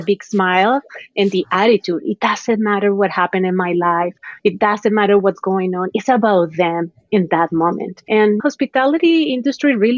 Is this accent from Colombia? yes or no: yes; Colombia; moved away as an adult; also born or lived in Bogota; now in United States; I'm from Colombia. So my journey really started back then, right, in my country. My family didn't have much money